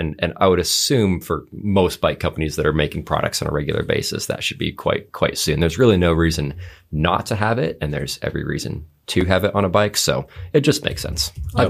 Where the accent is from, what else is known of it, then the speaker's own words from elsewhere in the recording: Alaska, United States; That's the Alaska area code. I grew up in Alaska, and I'm just holding it with me.